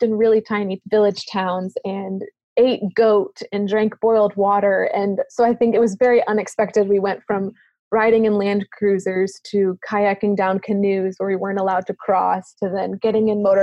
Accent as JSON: {"language": "English", "country": "United States", "accent": "American", "said": "my American accent was very funny to most of the kids in the village"}